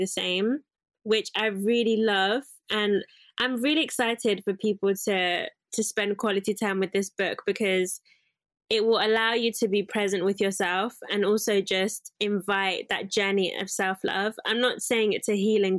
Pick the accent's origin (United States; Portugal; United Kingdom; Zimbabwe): Zimbabwe; I'm from Zimbabwe, most of my relatives or my cousins are very curvaceous